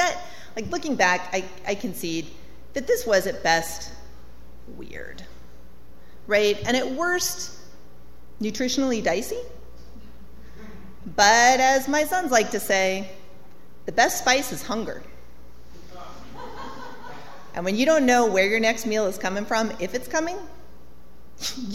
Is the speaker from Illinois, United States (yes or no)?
no; Colorado, United States; So, I grew up in Colorado in a trailer